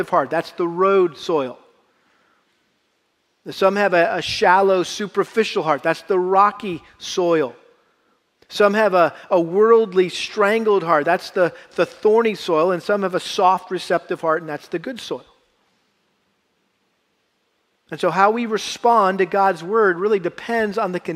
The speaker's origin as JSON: {"language": "English", "region": "Massachusetts", "country": "United States", "tie": "born or raised there", "said": "a young boy growing up in Massachusetts"}